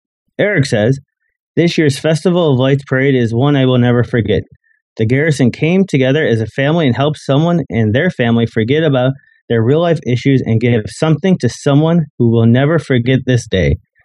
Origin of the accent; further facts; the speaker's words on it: Chicago, Illinois, United States; I know I'm from Chicago